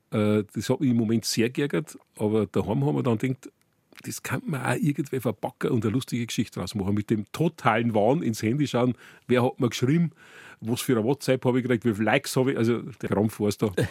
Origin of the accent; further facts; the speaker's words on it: Furth im Wald, Bavaria, Germany; Ich komme aus Furt im Wald und ich bin also seit Kindheit eigentlich schon.